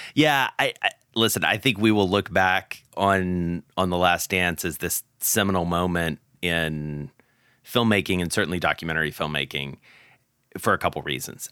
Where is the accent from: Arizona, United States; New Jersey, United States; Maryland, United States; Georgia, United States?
Georgia, United States; Atlanta; moved away; my hometown of Atlanta